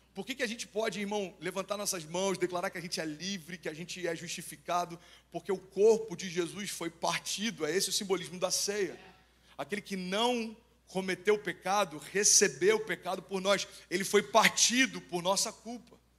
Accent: Cabo Frio, Rio de Janeiro, Brazil; moved away; Lá em Cabo Frio, pelo menos a gente usava

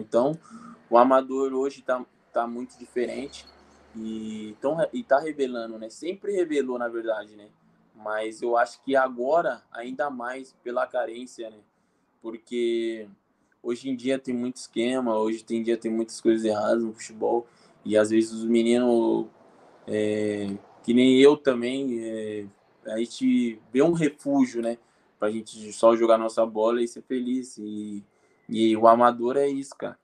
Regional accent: Brazil; moved away as an adult

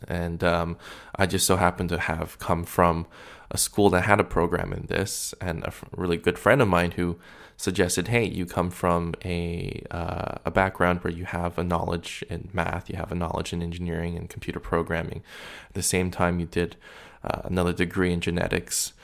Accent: Canada; being Canadian

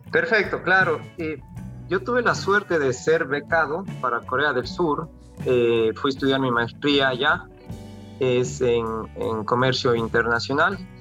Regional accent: Cuenca, Azuay, Ecuador; moved away as an adult; also born or lived in South Korea; yo soy cuencano

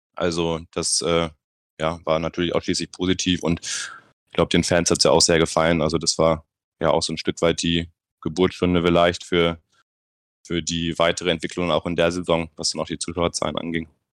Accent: Bremen, Germany; moved away as an adult; now in Nuremberg, Germany; ich komme gebürtig aus Bremen, also eine ganz, ganz andere Ecke

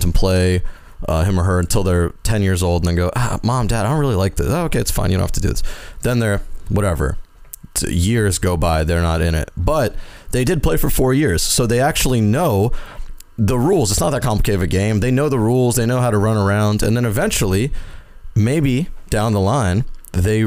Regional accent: Deep South, United States; I grew up in the South, like the deep South.

